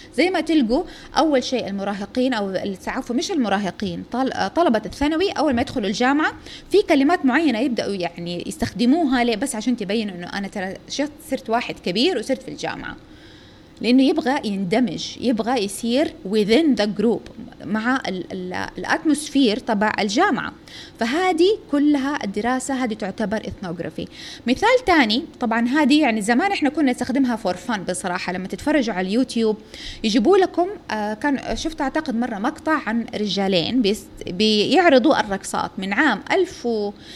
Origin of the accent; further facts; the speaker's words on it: Saudi Arabia; إحنا من السعودية